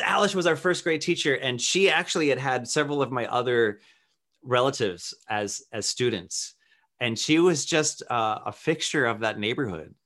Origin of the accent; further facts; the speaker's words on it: Worcester, Massachusetts, United States; I grew up in Worcester, Massachusetts, which is very neighborhood-centric.